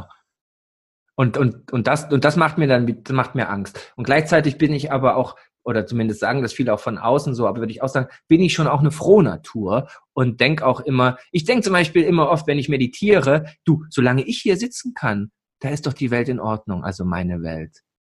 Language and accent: German; East Germany, Germany; moved away; als alter Ossi, so geboren in der DDR, aufgewachsen, dann mit 13 die Wende